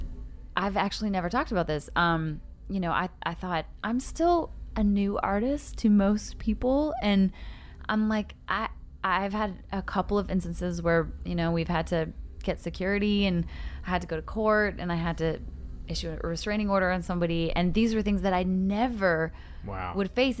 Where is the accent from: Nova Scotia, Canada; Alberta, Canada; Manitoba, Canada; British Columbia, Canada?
Alberta, Canada; Calgary; moved away as an adult; also born or lived in Los Angeles; now in Nashville, United States; I'm from Canada originally. I grew up in Calgary.